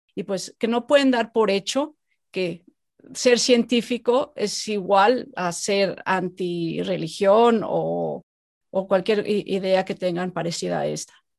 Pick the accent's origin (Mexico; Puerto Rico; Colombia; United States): Mexico; moved away as an adult; yo hace muchos años me fui de México